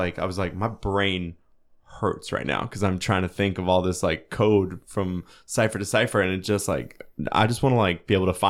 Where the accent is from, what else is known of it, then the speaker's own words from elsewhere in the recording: Benton, Illinois, United States; But I grew up in Benton, which is, if you ever read any books about methamphetamines, it's mentioned multiple times.